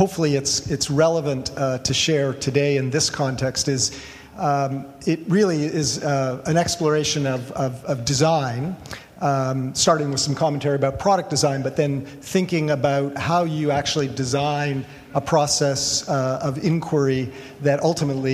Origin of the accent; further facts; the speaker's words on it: Toronto, Ontario, Canada; also born or lived in Ventura; now in Portland, United States; I'm from Toronto, originally moved down to Ventura